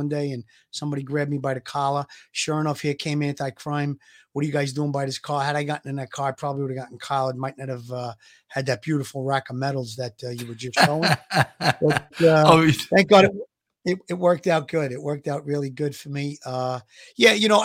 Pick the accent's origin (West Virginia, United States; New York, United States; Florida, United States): New York, United States; New York City; accent: Brooklyn; I'm third generation into Brooklyn. I grew up in Gravesend.